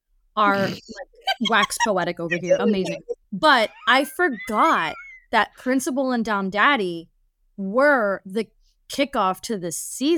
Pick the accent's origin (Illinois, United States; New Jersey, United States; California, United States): New Jersey, United States; I am from Jersey.